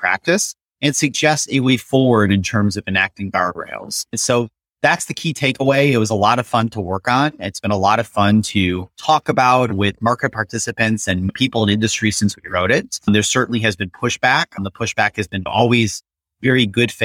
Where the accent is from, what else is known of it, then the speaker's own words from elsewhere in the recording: Detroit, Michigan, United States; I grew up in Detroit